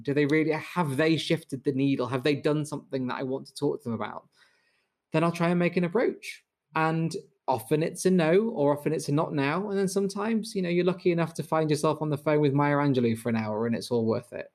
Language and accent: English; Manchester, North West England, United Kingdom